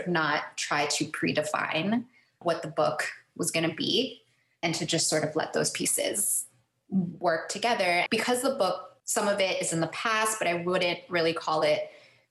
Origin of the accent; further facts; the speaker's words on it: Miami, Florida, United States; growing up in Miami